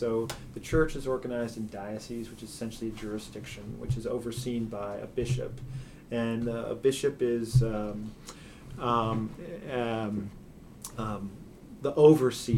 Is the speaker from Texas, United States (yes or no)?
no; Louisville, Kentucky, United States; now in Chicago, United States; I'm born and raised in Louisville, Kentucky.